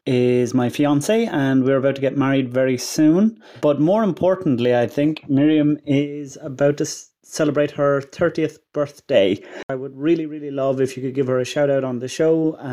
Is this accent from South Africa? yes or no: no; Ireland; now in Norway; I am Irish. I live in Norway